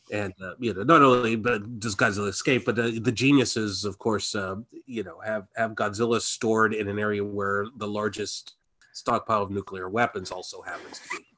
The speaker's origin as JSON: {"language": "English", "region": "Midwest", "country": "United States", "said": "we were much nicer in the Midwest"}